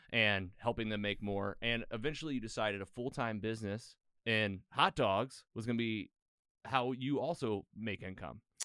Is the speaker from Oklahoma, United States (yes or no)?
no; Bonne Terre, Missouri, United States; Missouri. Uh, I grew up in Bonterre